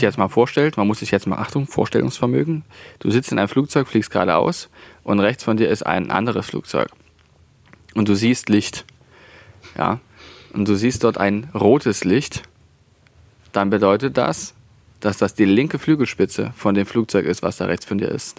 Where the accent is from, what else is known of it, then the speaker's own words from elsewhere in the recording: Saxony, Germany; accent: Saxon; unseren sächsischen Dialekt